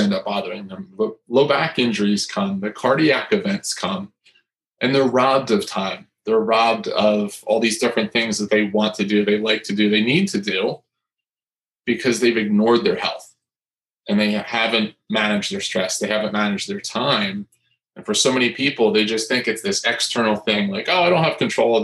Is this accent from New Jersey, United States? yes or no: yes; New Jersey, United States; I come from New Jersey